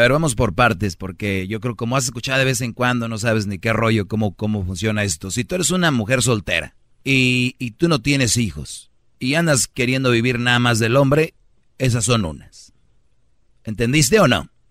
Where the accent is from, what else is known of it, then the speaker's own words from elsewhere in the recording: Monterrey, Nuevo León, Mexico; como buen regio